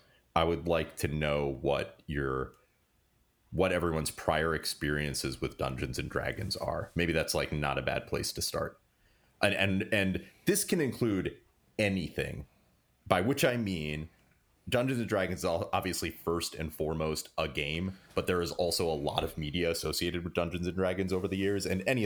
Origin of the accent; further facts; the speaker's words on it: New Jersey, United States; We're from Jersey.